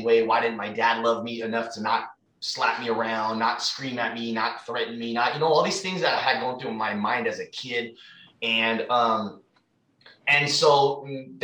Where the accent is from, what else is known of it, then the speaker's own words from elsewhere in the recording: Fremont, California, United States; also born or lived in San Mateo, California; We moved to Fremont.